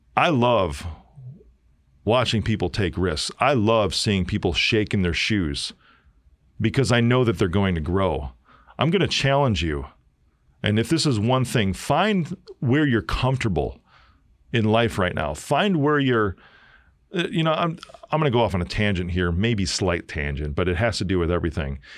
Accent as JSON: {"language": "English", "town": "Chicago", "region": "Illinois", "country": "United States", "said": "I'm from Chi-Town. I'm a South Sider"}